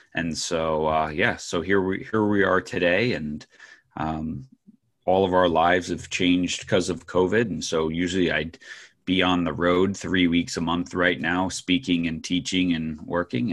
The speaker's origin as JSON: {"language": "English", "region": "New York", "country": "United States", "tie": "born or raised there", "said": "I grew up in New York"}